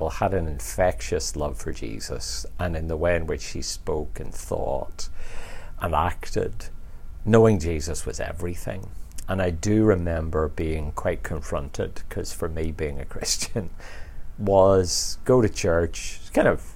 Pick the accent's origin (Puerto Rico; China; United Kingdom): United Kingdom; just outside Belfast, Northern Ireland; I grew up just outside Belfast